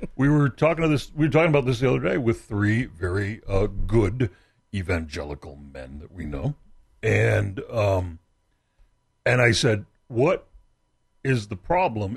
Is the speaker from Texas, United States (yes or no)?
yes; Texas, United States; I'm from Texas, and Christianity's in the air